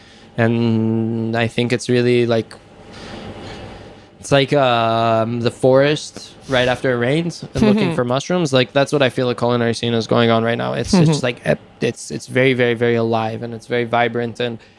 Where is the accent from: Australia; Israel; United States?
Israel; both of us grew in Israel